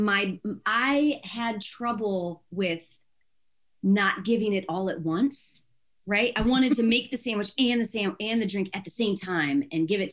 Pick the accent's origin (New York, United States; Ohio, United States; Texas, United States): Ohio, United States; moved away as an adult; now in California, United States; I'm going to go in Ohio or go to school in Ohio, just like as far away as I can from my hometown, which just literally the opposite side of the state